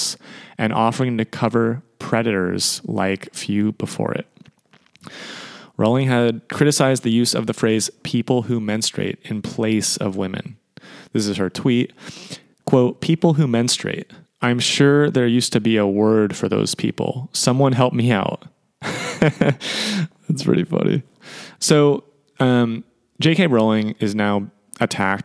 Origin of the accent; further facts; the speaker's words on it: Sacramento, California, United States; the Sacramento Kings, my hometown